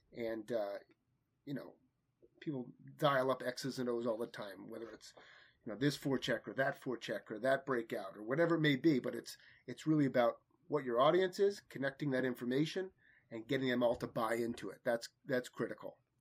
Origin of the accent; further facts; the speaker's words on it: Manasquan, New Jersey, United States; I grew up playing hockey in Manasquan, New Jersey